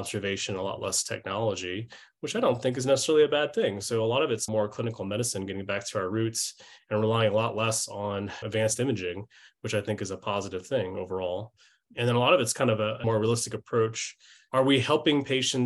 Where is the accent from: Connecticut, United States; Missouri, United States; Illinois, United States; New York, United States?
Missouri, United States; St. Louis; I grew up in St. Louis, Missouri